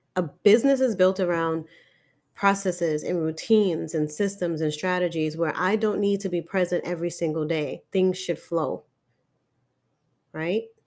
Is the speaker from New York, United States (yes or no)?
yes; New York City, New York, United States; I'm born and raised in Harlem, New York City